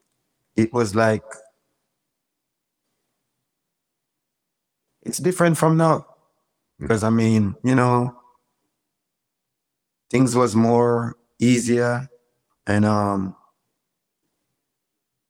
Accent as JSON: {"language": "English", "region": "Manchester Parish", "country": "Jamaica", "tie": "born or raised there", "said": "I was born and raised in a parish called Manchester"}